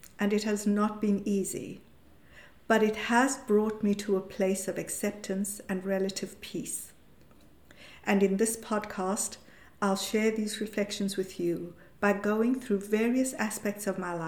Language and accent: English; South Africa; moved away as an adult; now in Europe; This was under the apartheid regime in South Africa and meant that I went to an Indian school and lived in a colored area